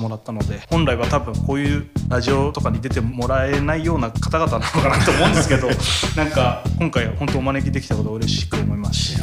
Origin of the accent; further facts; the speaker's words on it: Miyazaki, Japan; 地元宮崎